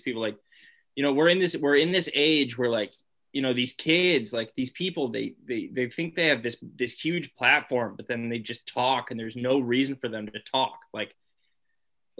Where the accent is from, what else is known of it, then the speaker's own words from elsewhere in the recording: United States; I'm an American